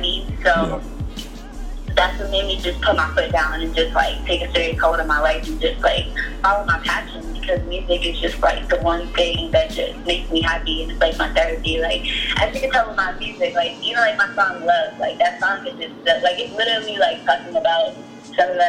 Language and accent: English; New York City, New York, United States; I'm from the Bronx in New York City